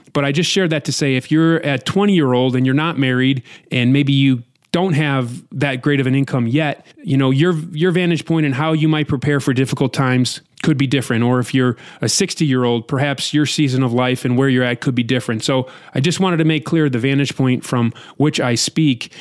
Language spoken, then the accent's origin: English; United States; as an American